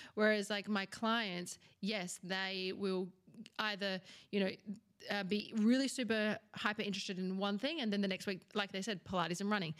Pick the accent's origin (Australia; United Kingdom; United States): Australia; I'm from Australia